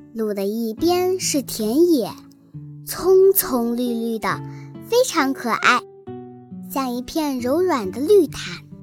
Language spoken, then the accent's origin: Chinese; Liuyang, Hunan, China; 今年八岁，我来自湖南省浏阳市人民路小学